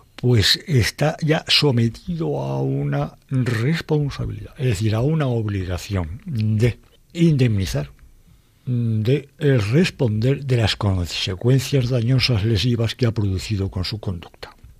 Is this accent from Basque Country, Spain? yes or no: no; Madrid, Community of Madrid, Spain; de mi pueblo, que es Madrid